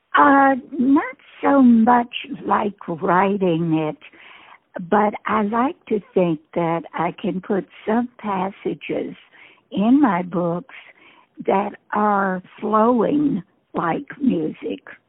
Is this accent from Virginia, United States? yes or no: yes; Staunton, Virginia, United States; I am from Stanton, Virginia, uh, home of Woodrow Wilson's birthplace